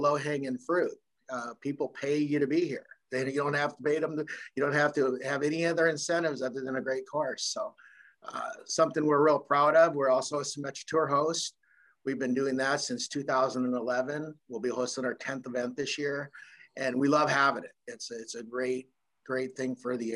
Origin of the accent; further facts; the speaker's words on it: Idaho, United States; now in Harris, Michigan, United States; I'm actually from Idaho